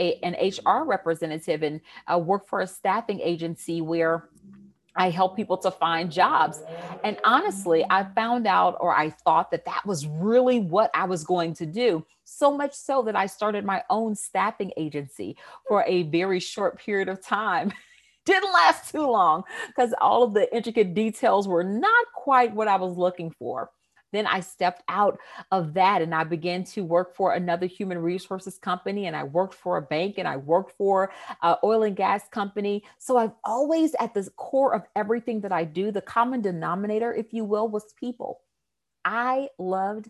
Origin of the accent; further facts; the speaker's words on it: Houston, Texas, United States; accent: Southern twang; I am originally from Houston, Texas. I'm sure you will hear my Southern twang come out somewhere in this interview